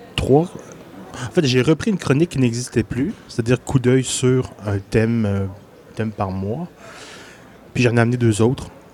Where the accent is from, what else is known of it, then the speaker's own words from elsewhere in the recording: Quebec City region, Canada; also born or lived in Gaspésie; je suis né en Gaspésie. Mais j'ai passé la majorité de ma vie dans la région de Québec.